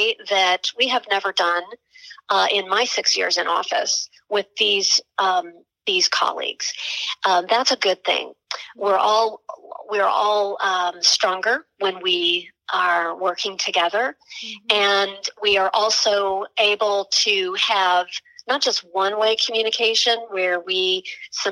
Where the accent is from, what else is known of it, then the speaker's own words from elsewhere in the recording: Tulsa, Oklahoma, United States; as a young person growing up in Tulsa, Oklahoma